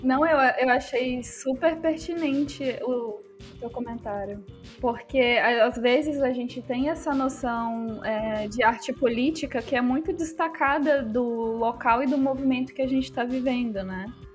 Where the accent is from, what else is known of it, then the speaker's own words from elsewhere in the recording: Volta Redonda, Rio de Janeiro, Brazil; eu cresci em Volta Redonda, no Rio de Janeiro, na periferia